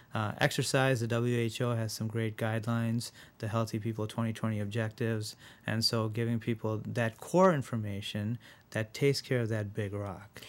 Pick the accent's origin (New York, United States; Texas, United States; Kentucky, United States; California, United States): New York, United States; Rochester; also born or lived in India; I was born in India, uh, and when I was seven, I moved to Rochester